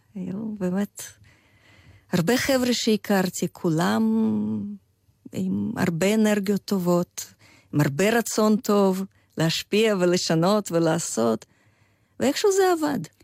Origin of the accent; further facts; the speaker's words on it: Vladimir, Vladimir Oblast, Russia; Hebrew is a second language; moved away as an adult; also born or lived in Chisinau, Moldova; now in Israel; אני באה מעיר אה, ולדימיר, שזאת בירת של אחת הממלכות המוקדמות אה, רוסיות